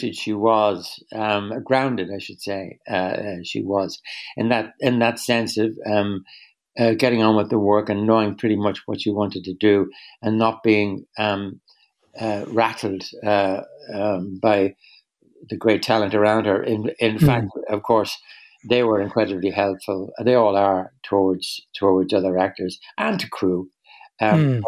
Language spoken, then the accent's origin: English; Ireland; I'm Irish